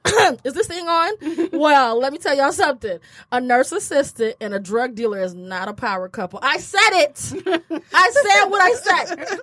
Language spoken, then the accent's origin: English; Kenya; I'm from Kenya. We shaped like a Coke bottle.